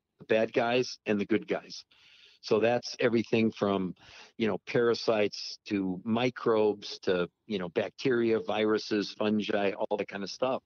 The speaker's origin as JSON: {"language": "English", "region": "Maine", "country": "United States", "said": "I'm from Maine, don't you? I'm like 20 miles from Portland, where I was."}